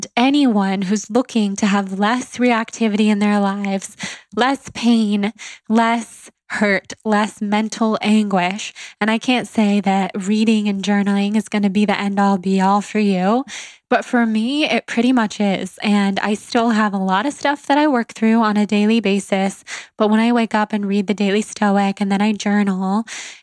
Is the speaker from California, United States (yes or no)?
yes; Sacramento, California, United States; we are both from Sacramento, California